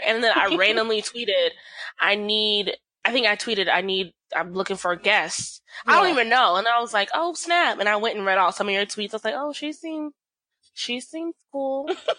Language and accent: English; the South, United States; I'm from the South, so I love things about the South.